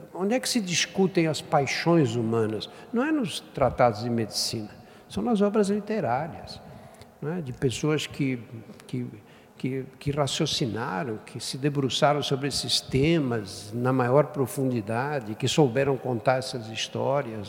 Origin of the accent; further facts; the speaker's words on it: São Paulo, Brazil; eu nasci no Brás, que na época era um bairro operário